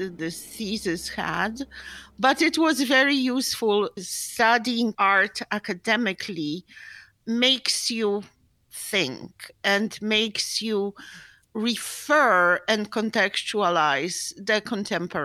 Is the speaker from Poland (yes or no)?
yes; Poland; moved away as an adult; now in New York, United States; I'm from Poland, and I have a very boring, solid art history degree